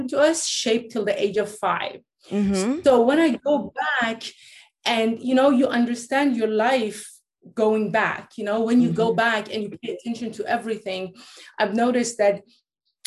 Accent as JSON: {"language": "English", "country": "Norway", "tie": "born or raised there", "also_born_or_lived": "Iran", "said": "I was born in Iran. My parents are Persian, but I grew up in Norway because, like, they moved from Iran after the revolution to Norway"}